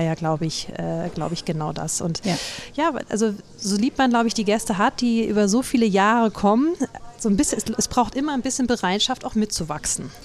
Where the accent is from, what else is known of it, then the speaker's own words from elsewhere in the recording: Northern Germany, Germany; als Norddeutscher